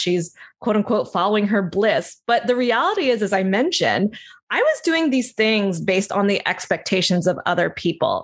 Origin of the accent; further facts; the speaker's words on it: New Jersey, United States; I grew up in South Jersey, outside of Philadelphia.